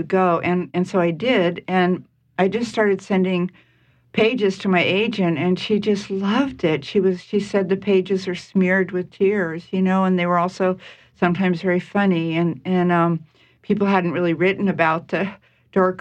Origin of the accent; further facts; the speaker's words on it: Marin County, California, United States; also born or lived in San Francisco; I'm still in the Bay Area. I was born in Marin County.